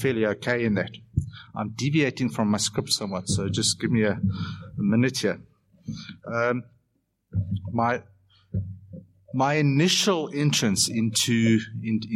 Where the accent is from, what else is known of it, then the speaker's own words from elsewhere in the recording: Benoni, Gauteng, South Africa; in my hometown, Benoni, where I live